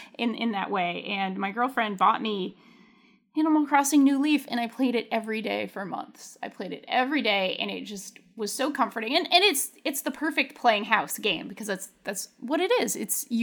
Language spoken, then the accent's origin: English; Pawtucket, Rhode Island, United States; We have the Red Sox farm team basically is in my hometown, the Pawtucket Red Sox. And like, I grew up going to those games my whole life as a little kid.